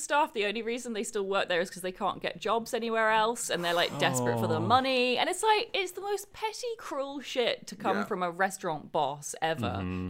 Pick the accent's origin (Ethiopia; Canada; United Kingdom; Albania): United Kingdom; England; as an English person